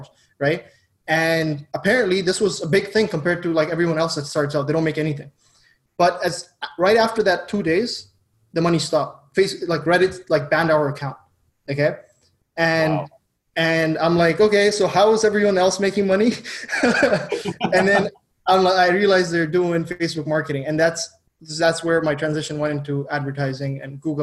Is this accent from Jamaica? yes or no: no; Dubai, United Arab Emirates; moved away; I grew up in Dubai